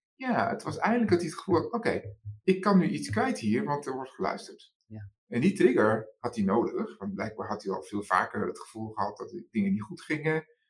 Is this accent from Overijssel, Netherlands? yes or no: no; Amsterdam, North Holland, Netherlands; geboren in Amsterdam